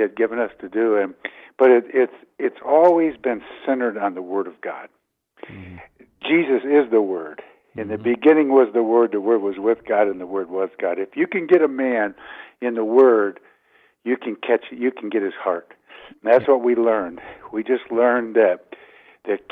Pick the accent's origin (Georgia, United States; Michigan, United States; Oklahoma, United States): Michigan, United States; Detroit; moved away; also born or lived in Columbia, Missouri / Ann Arbor, Michigan / Colorado; I grew up in the Detroit area